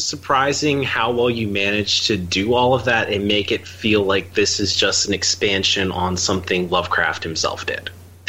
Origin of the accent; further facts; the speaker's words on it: Philadelphia, Pennsylvania, United States; I'm from Philadelphia.